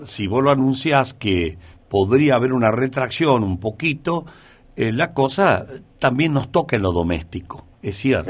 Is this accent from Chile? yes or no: no; Argentina; somos todos argentinos